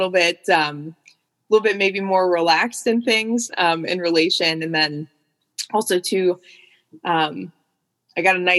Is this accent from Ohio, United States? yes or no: yes; Cleveland, Ohio, United States; also born or lived in Athens, Ohio; where I'm from the Cleveland area